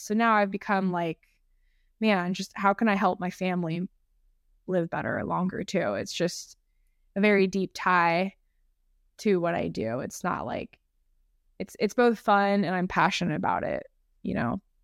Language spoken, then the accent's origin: English; San Diego, California, United States; I'm from San Diego